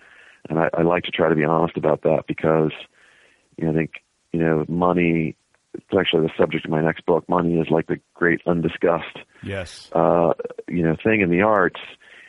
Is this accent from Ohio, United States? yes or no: yes; Cincinnati, Ohio, United States; Grew up in Cincinnati in the suburbs.